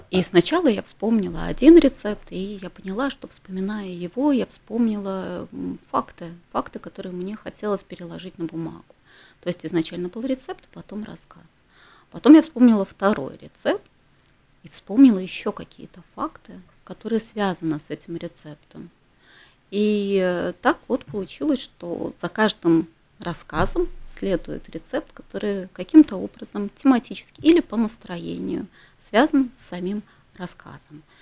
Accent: Ternopil, Ternopil Oblast, Ukraine; moved away; я родилась в Украине. Угу. Я родилась в городе Тернополе. угу. А, это на западе Украины, недалеко угу. от э, Львова.

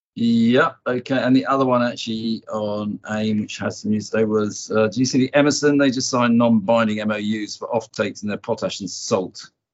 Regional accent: England, United Kingdom; I'm a neutral being English

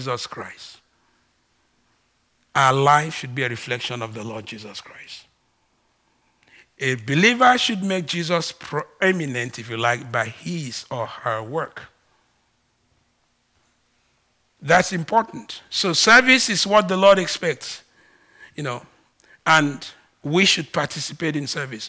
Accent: Ibibio, Akwa Ibom, Nigeria; first language Ibibio; English is a second language; moved away; English is not my first language. BBO is

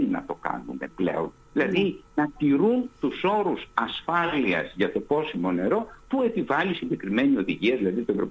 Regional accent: Greece; σαν Έλληνας γιατί νιωθω

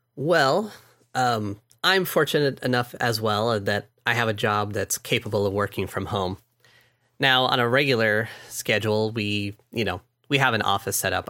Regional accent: California, United States; I'm from California

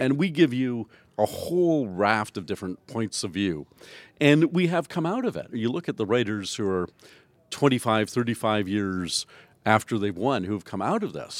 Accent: Canada; I'm the Canadian judge.

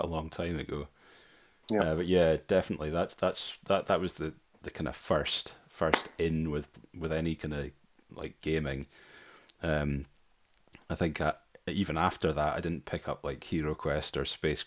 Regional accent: Dumfries, Scotland, United Kingdom; I was brought up there in Dumfries

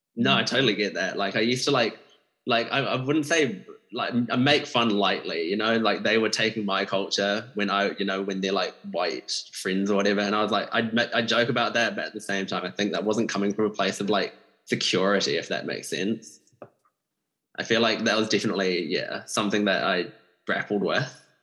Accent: New Zealand; someone from a Malaysian like background myself, growing up in New Zealand

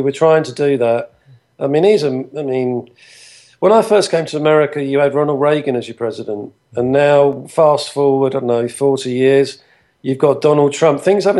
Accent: England, United Kingdom; well, when I grew up in England in the 70s and everything was black and white, … was a small piece of color on your television set.

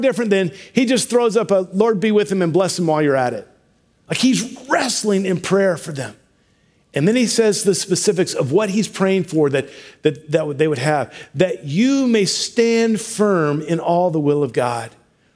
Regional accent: Washington, United States; we're from Washington

